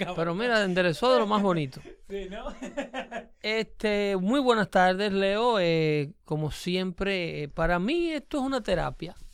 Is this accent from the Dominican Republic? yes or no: yes; Dominican Republic; now in United States